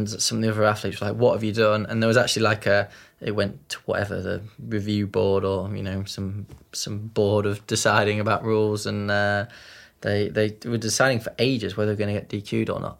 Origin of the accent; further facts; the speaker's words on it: Yorkshire and the Humber, United Kingdom; we're from Yorkshire